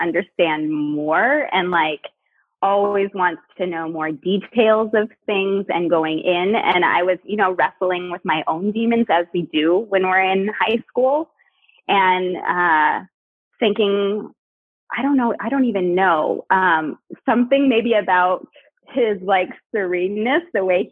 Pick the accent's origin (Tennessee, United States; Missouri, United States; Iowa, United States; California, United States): California, United States; Cupertino; moved away as an adult; also born or lived in San Francisco, United States; now in Portland, United States; I was born in the Bay Area, grew up in like Cupertino, Santa Clara area